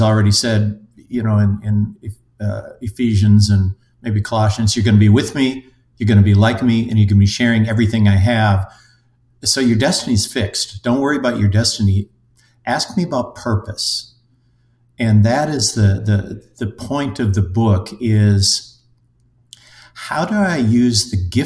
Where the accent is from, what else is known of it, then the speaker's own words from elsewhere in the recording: Minnesota, United States; also born or lived in Europe; I'm a Minnesotan engineer by trade, have lived in Europe and various places around